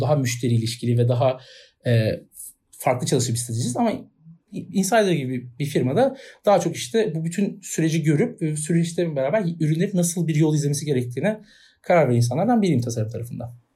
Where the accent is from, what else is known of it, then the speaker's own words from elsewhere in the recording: Istanbul, Turkey; Ben doğumuyla İstanbulluyum.